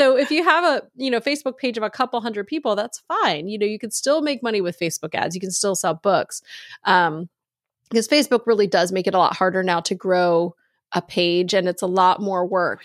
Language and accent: English; Virginia, United States; moved away as an adult; also born or lived in North Carolina; now in Texas, United States; I grew up in Virginia, Texas